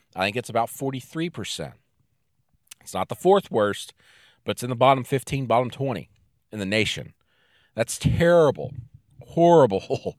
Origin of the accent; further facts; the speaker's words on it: Arkansas, United States; I'm from Arkansas